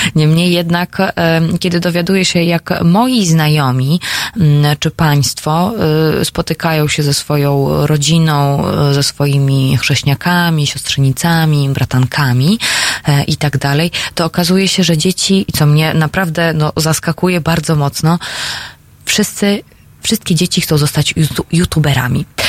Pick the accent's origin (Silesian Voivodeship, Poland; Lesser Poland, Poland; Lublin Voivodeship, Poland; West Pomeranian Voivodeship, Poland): Silesian Voivodeship, Poland; sama jestem z Górnego Śląska